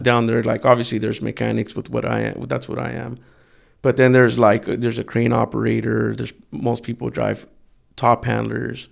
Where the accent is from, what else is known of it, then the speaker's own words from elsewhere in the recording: Wilmington, California, United States; I grew up in Wilmington